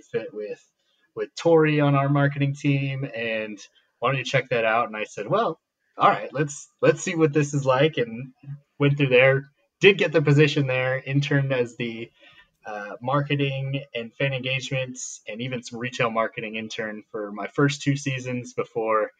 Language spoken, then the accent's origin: English; Bay Area, California, United States; I grew up born in California, grew up in the Bay Area, South Bay mostly